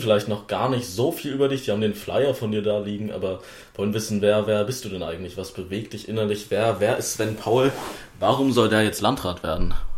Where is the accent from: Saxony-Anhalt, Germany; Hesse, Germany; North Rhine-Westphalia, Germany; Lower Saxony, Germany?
Saxony-Anhalt, Germany; Wittenberg; für die ich hier antrete und der ich auch geboren bin, vor äh, 19 Jahren